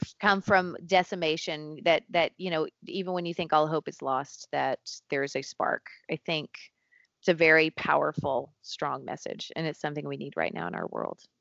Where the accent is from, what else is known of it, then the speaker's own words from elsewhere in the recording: Tennessee, United States; moved away; I grew up in a very small town in Tennessee on top of a mountain